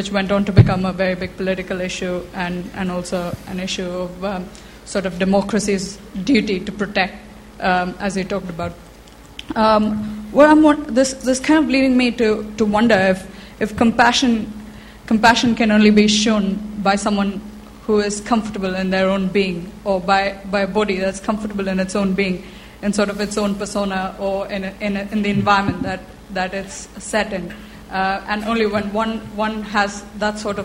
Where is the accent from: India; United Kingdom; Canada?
India; I'm from India, which is I suppose the world's largest democracy